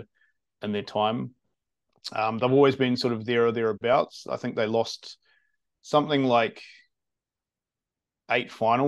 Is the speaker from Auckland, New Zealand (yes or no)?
no; Wellington, New Zealand; I'm from Wellington.